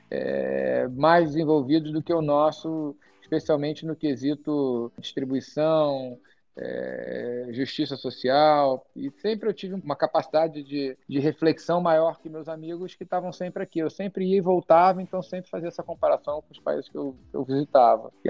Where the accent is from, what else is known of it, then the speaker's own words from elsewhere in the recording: Brazil; also born or lived in England / United States; Eu cresci com uma vida meio de nômade. Eu nasci na Inglaterra, meu pai na época estava estava fazendo doutorado em física nuclear, vim para o Brasil com dois anos. Depois dos 9 aos 11 eu morei fora de novo